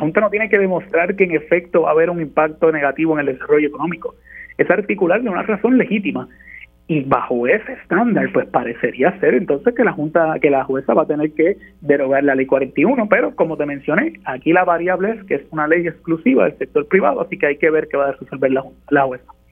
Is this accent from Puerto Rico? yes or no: yes; Puerto Rico; nosotros como puertorriqueños